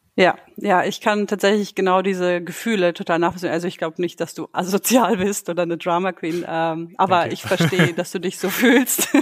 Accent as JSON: {"language": "German", "country": "Germany", "tie": "born or raised there", "moved": "as an adult", "lives_now": "Sweden", "said": "meine Eltern stammen aus dem Kosovo. Äh, ich bin aber in Deutschland aufgewachsen. Und mittlerweile lebe ich in Schweden"}